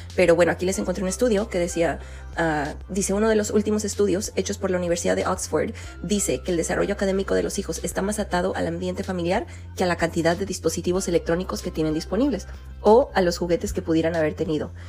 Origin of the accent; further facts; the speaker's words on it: Jalisco, Mexico; moved away; Ahí en Jalisco, de donde yo soy